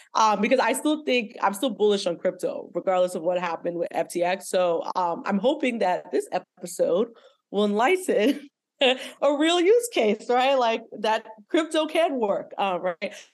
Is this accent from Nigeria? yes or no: yes; Nigeria; also born or lived in Lagos, Nigeria; now in United States; I'm Nigerian American, right? So I'm Nigerian, but I live in America. I've also lived in Lagos